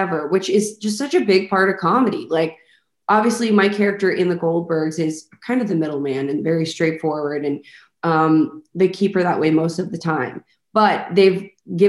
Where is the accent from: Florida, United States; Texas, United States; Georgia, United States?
Texas, United States; Highland Village; also born or lived in Arlington, Texas / Grand Prairie, Texas; I was born in Arlington and stayed in Grand Prairie till I was like 5. And then when I was 5 or 6, we moved to Highland Village